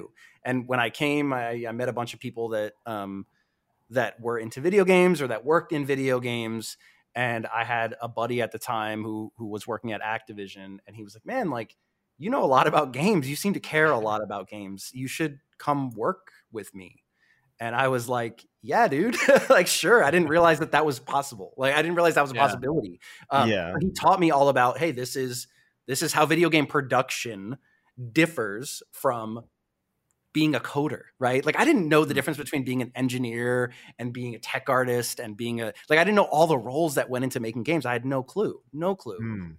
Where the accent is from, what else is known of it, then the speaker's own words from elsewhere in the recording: East Coast, United States; So I'm from the East Coast, and I think, like, fortunately, if you grew up on the West Coast